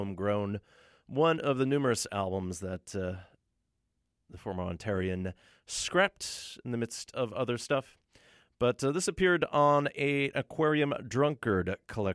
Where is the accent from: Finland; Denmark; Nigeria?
Finland; my home country is how the Finns rake their forests in Finland